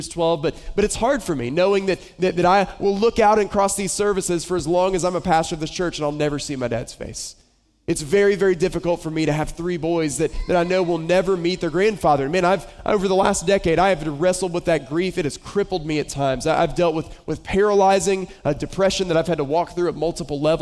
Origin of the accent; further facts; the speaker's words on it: Boone, North Carolina, United States; moved away; I grew up in Western North Carolina, a little town called Boone